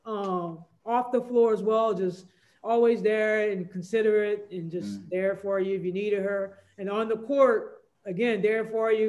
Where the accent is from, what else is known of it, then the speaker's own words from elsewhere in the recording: Louisiana, United States; I'm from Louisiana